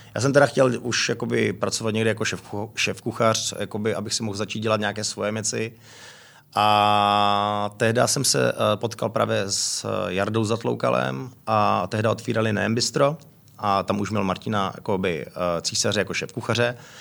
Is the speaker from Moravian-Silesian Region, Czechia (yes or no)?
yes; Frenštát pod Radhoštěm, Moravian-Silesian Region, Czechia; moved away as an adult; also born or lived in France / England; now in Prague, Czech Republic; odkud pocházím z Frenštátu, je to malé město